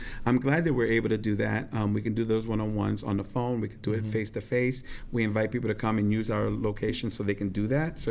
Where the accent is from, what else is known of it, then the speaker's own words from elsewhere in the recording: New York, United States; moved away as an adult; now in St. Louis, United States; I grew up in New York.